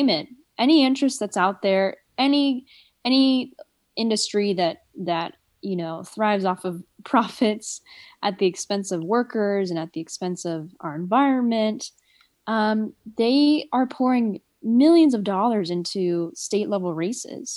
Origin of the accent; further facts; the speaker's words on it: Southern California, United States; now in San Francisco, United States; I was born in Southern California, raised in Southern California, most of my life by a single mom